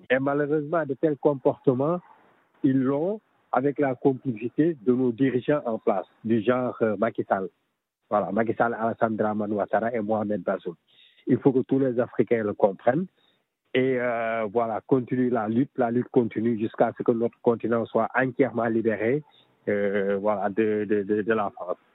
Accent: Senegal; je suis sénégalais

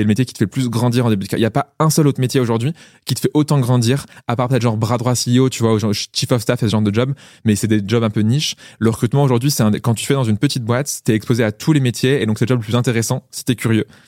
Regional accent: Niort, Nouvelle-Aquitaine, France; je suis né à Niort, c'est pire loose, genre pire, pire ville dans laquelle tu peux naître

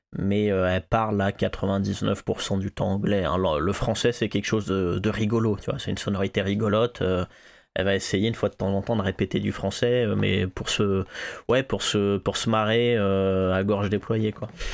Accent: Clermont-Ferrand, Auvergne-Rhône-Alpes, France; moved away; quand je suis retourné à Clermont-Ferrand

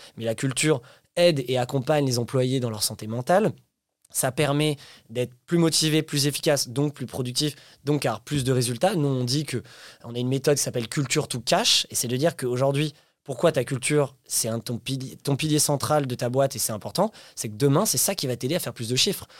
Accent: France; also born or lived in Paris; on est français

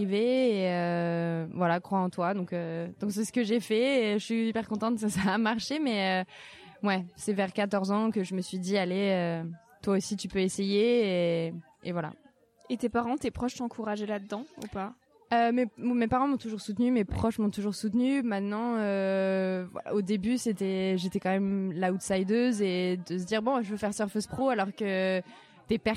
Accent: France; j'ai 25 ans, je suis française

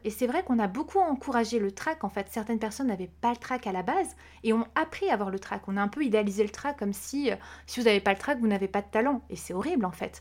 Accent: Corsica, France; j'ai grandi en Corse

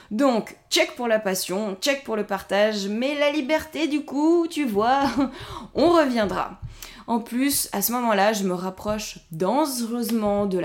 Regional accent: Corsica, France; born there; Je suis née en Corse il y a 33 ans et je voue un attachement particulier à mon île de beauté.

